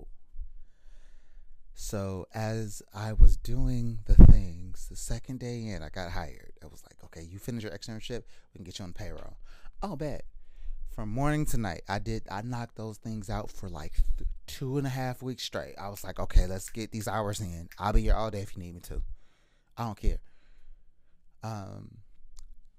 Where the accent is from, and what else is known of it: hometown about 45 minutes from Miami, Florida, United States; born or raised there; moved away as an adult; also born or lived in Tampa, Florida